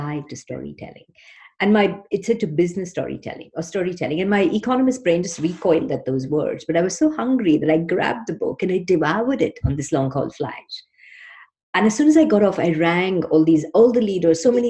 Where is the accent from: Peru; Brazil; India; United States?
India; Mumbai, Maharashtra; moved away as an adult; also born or lived in Sydney / London; I grew up in Mumbai, in Bombay